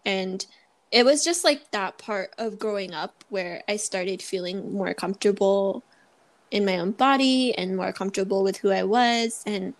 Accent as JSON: {"language": "English", "country": "Philippines", "said": "the first thing they're going to see is that I'm Filipino and I look different."}